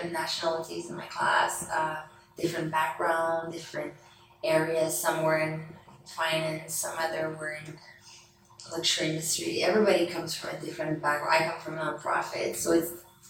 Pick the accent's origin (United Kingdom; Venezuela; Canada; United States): Canada; moved away as an adult; also born or lived in France; I came from Canada